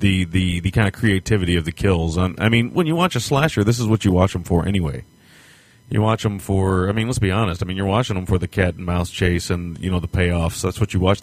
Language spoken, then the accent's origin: English; Kentucky, United States; I'm from Kentucky